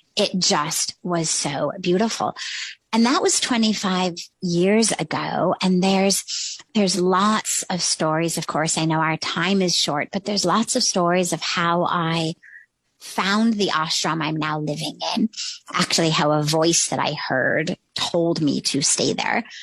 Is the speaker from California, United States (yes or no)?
yes; Los Angeles, California, United States; moved away as an adult; also born or lived in Palo Alto; now in India; I grew up in Los Angeles, literally in Hollywood